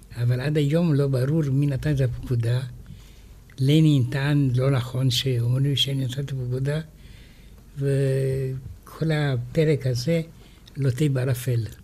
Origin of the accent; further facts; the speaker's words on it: France; now in Israel; אני גדלתי בצרפת, אבל הסביבה של ההוריי היו רוסים